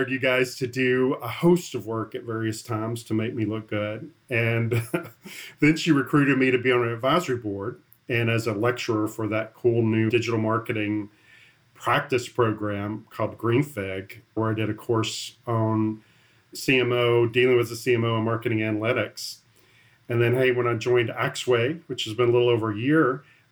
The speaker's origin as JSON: {"language": "English", "region": "the South", "country": "United States", "said": "I'm from the South"}